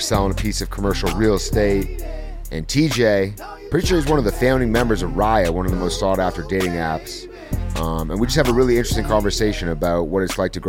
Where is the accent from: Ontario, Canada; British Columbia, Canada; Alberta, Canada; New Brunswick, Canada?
Ontario, Canada; Toronto; moved away as an adult; now in Los Angeles, United States; I grew up in the cold up north, up in Toronto.